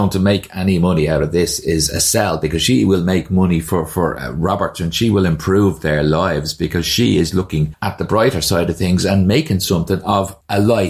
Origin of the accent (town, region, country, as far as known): Ireland